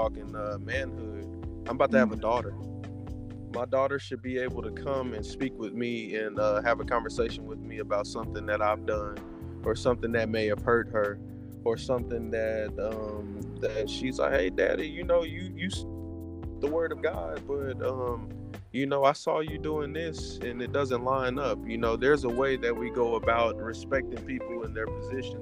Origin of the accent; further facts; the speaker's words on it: Texas, United States; also born or lived in Oakland, California; I was raised in Texas. I call myself country boy